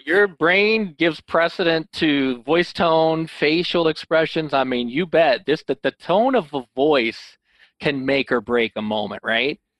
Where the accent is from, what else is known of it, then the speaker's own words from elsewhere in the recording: Illinois, United States; now in Holland, Michigan, United States; I'm actually from Illinois, but I live in Holland, Michigan